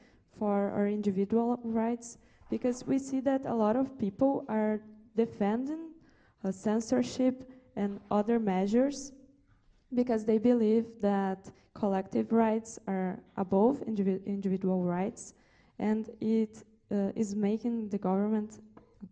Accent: Brazil; I'm from Brazil

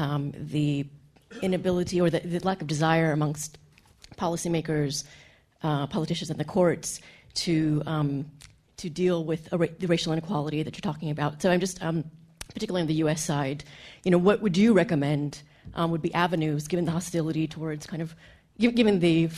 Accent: United States; being someone from the U.S. as well, and actually a lawyer

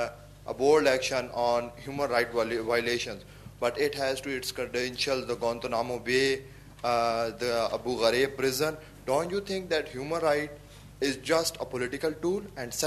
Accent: Pakistan; I am from Pakistan.

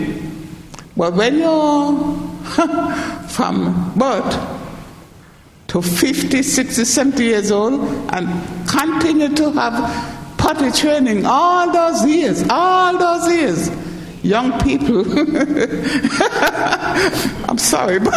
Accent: St. Kitts & Nevis; now in United Kingdom; Where I come from in the Caribbean, Ireland, St. Kitts

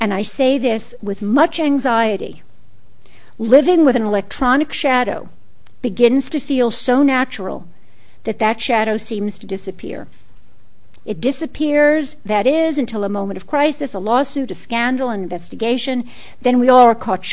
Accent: New York City, New York, United States; growing up in Brooklyn in the 1950s. That's when I grew up.

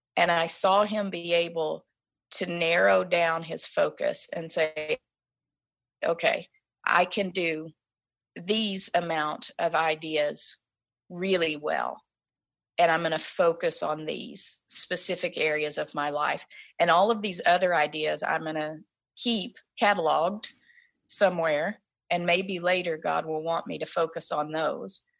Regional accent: the Bible Belt, the South, United States; moved away as an adult; now in Vancouver, Canada; we come from the Bible Belt

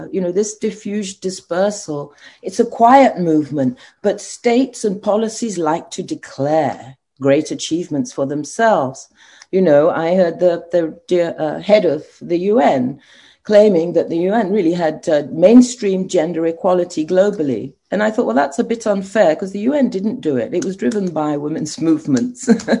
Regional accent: Nigeria; now in Ghana; it's such an outrage for me as a Nigerian professor to admit that my country and Ghana, where I'm now working, have the highly educated women, the lowest in politics.

